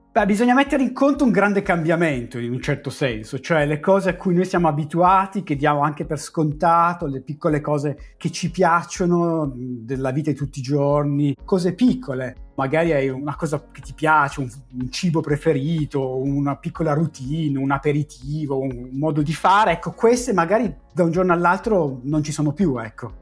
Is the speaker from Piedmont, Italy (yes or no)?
yes; Asti, Piedmont, Italy; moved away as an adult; also born or lived in Turin; now in Cambridge, United Kingdom; io sono nato ad Asti e ho fatto la, le scuole ad Asti, mm, la scuola elementare, le medie, il liceo scientifico